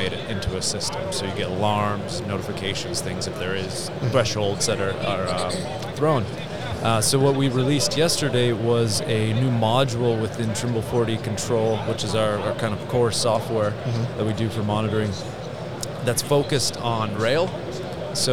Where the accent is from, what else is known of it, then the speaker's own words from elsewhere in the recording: Canada; moved away as an adult; now in Westminster, Colorado, United States; I'm originally from Canada, so my career in surveying is in Western Canada